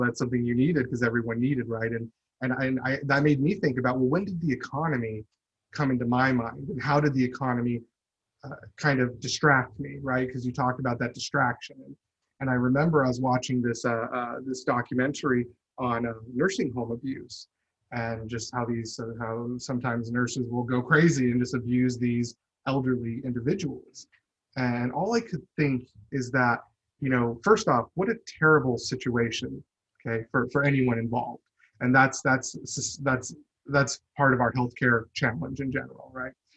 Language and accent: English; Chandler, Arizona, United States; I grew up in Chandler, Arizona